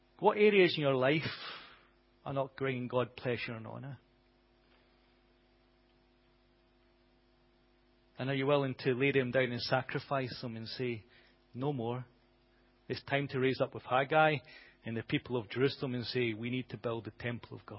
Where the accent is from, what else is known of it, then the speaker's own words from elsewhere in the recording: United Kingdom; us as British people